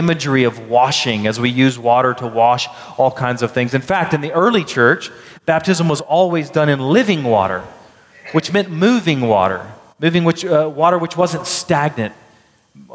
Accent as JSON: {"language": "English", "town": "Baytown", "region": "Texas", "country": "United States", "tie": "born or raised there", "said": "I grew up in Baytown, Texas."}